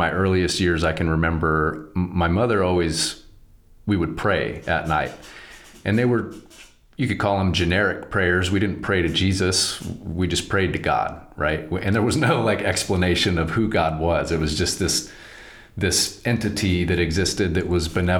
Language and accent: English; Southern California, United States; moved away; I'm from Southern California originally